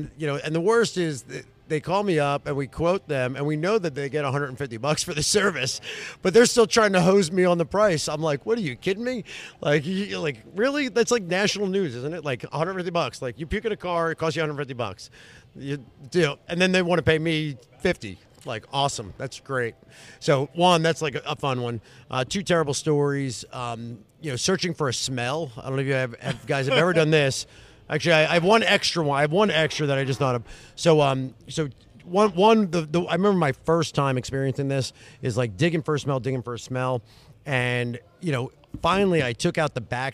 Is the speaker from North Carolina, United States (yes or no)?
yes; North Carolina, United States; I'm from North Carolina